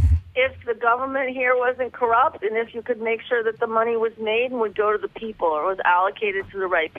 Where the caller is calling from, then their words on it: Detroit, Michigan, United States; I'm calling live from Detroit, yes.